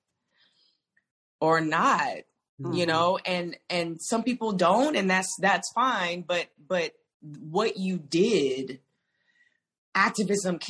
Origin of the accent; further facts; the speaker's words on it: the South, United States; I come from the South